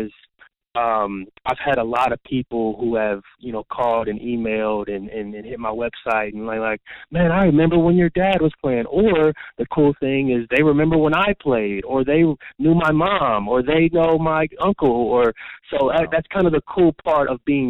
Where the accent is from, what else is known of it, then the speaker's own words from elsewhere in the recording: Cincinnati, Ohio, United States; I'm from Cincinnati, like I said, born and raised.